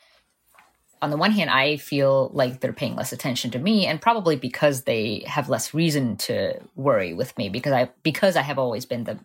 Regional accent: Southwest Florida, United States; born or raised there; English is a second language; also born or lived in Moscow, Russia / Miami, Florida; now in Fort Myers, United States

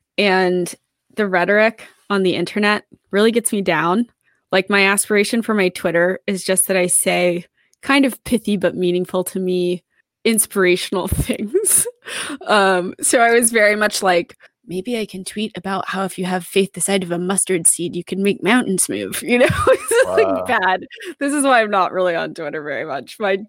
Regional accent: Texas, United States; I'm a Texan

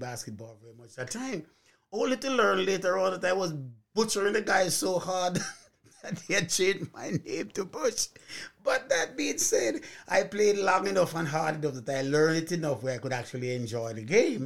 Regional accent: Jamaica; moved away; When I grew up in Jamaica, as a young man

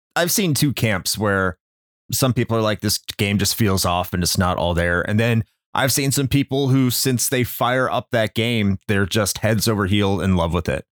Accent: Chicago, Illinois, United States; moved away; when I was growing up in Chicago

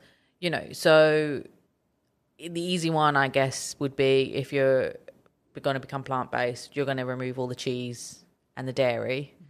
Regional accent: United Kingdom; everybody who knows me knows how much I don't like Lewis Hamilton, despite being British.

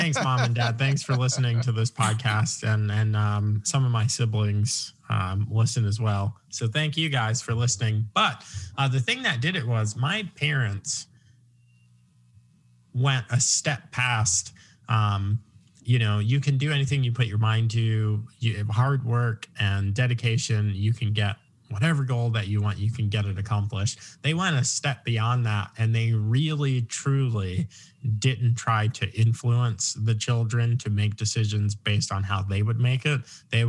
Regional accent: Long Island, New York, United States; now in Virginia, United States; I'm from Long Island, but I claim Virginia now.

